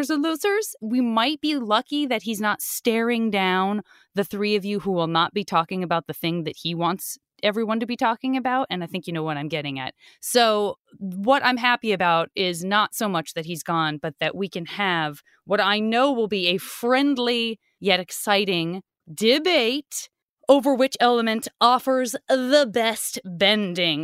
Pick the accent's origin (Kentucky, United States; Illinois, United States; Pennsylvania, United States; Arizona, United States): Arizona, United States; Tucson; I'm from Tucson